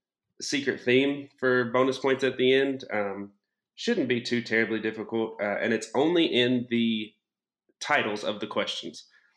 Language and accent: English; Fayetteville, Arkansas, United States; I'm from Fayetteville, Arkansas. I own my own electrical company here.